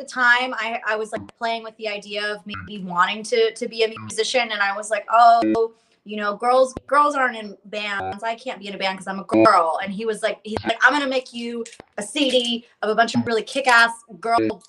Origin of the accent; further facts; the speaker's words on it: Tampa, Florida, United States; I grew up in Florida, and I lived in South Tampa